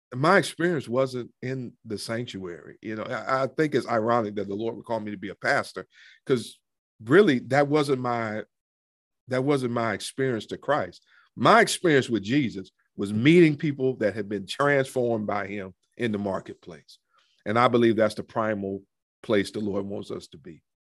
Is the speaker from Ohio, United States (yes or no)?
yes; Cleveland, Ohio, United States; moved away; I grew up in Cleveland. I'm, I'm a city boy